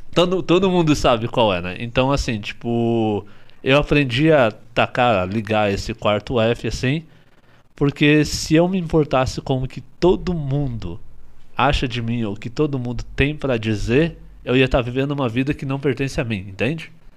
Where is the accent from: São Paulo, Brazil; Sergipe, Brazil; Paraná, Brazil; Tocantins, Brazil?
Paraná, Brazil; Curitiba; also born or lived in Ivaiporã, Paraná; Eu sou de Ivaiporã, no Paraná